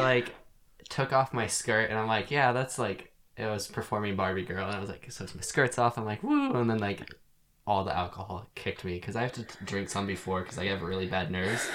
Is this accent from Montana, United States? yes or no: yes; Montana, United States; moved away; everyone in my hometown getting married and having kids